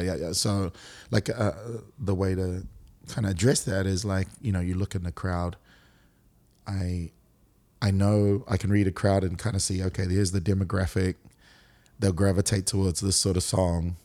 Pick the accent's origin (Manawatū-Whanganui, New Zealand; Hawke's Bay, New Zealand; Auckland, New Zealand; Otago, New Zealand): Auckland, New Zealand; moved away as an adult; also born or lived in Singapore; now in Brisbane, Australia; born and raised in Auckland, New Zealand